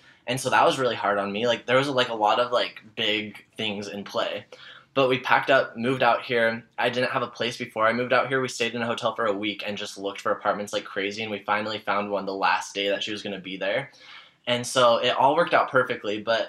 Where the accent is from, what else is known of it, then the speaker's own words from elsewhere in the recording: Utah, United States; now in Los Angeles, United States; Moving out to LA, that happened 4 years ago almost, which is wild to me because that went by so fast. But I moved from Utah originally, and I used to, like, be super religious and LDS